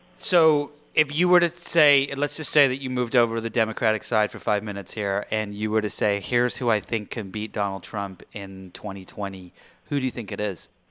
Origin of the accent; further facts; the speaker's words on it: England, United Kingdom; now in Los Angeles, United States; I am the Brit